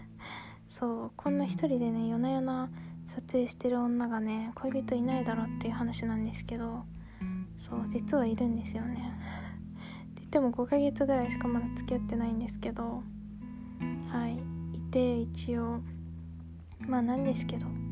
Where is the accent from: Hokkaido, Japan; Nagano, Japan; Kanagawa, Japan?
Kanagawa, Japan; now in Gunma, Japan; 私はですね、神奈川県に生まれて、今は群馬県に住んでいる